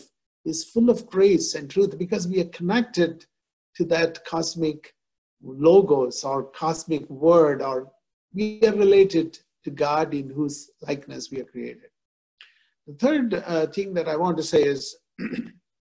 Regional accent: India; moved away; I am born and brought up in India. So I grew up in a context where Hindus, Muslims, Christians, we all live together

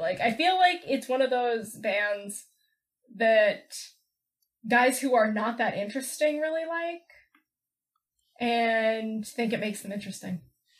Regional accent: Oklahoma City, Oklahoma, United States; now in upstate New York, United States; hail from my hometown of Oklahoma City.

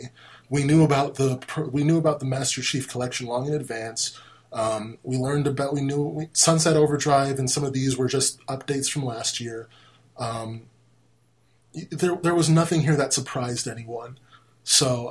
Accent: Orlando, Florida, United States; my hometown in Orlando

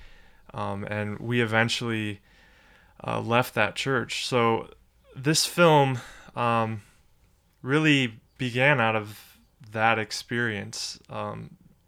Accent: Cleveland, Ohio, United States; I was born and raised in Cleveland, Ohio

